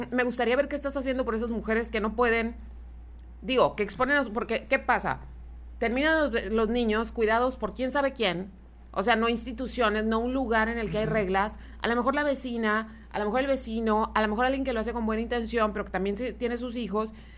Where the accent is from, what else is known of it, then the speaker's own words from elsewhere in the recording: Mexico; nosotros como mexicanos